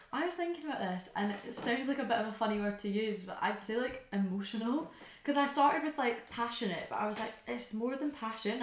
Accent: Glasgow, Scotland, United Kingdom; moved away as an adult; now in London, United Kingdom; I live in London now, but I'm from Glasgow.

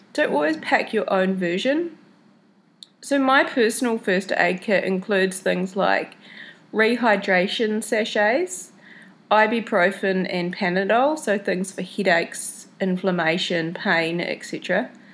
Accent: New Zealand; I was in New Zealand, before I left home to head over here to South America. So, on the three hour drive from my hometown to the airport

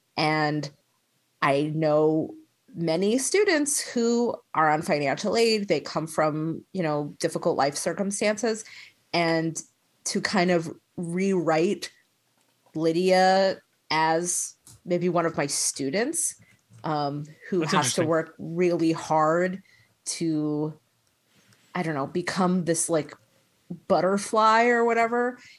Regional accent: Long Island, New York, United States; I'm from Long Island. I'm Long Island trash.

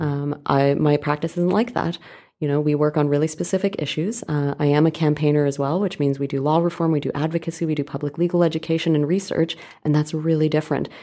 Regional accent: Calgary, Alberta, Canada; moved away as an adult; now in Vancouver, Canada; I grew up in Calgary.

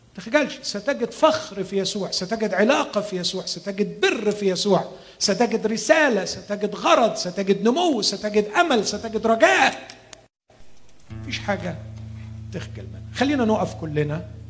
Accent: Egypt; عندنا في مصر

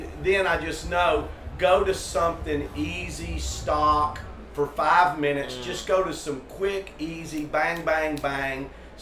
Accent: Tennessee, United States; We're both from Tennessee.

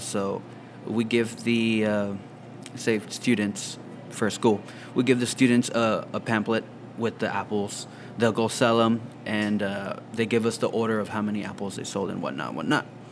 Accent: Rio Grande Valley, Texas, United States; also born or lived in Houston, Texas; I live here now. I've, li- I've lived here basically all my life, though.

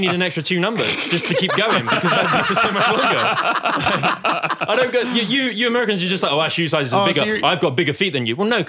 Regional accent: United Kingdom; born or raised there; moved away

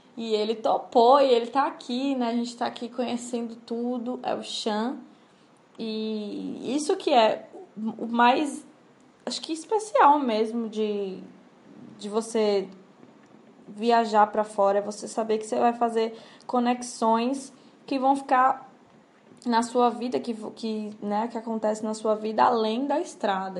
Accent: Salvador, Bahia, Brazil; Salvador de Bahia, a cidade da minha mãe, a cidade onde me criei

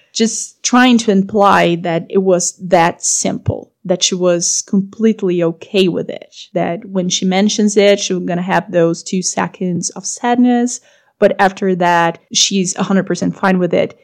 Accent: Brazil; also born or lived in Europe; I'm from Brazil

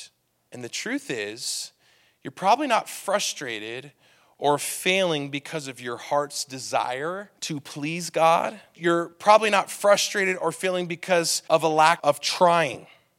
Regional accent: California, United States; I came from California. All right, and in California, people drive a little crazy.

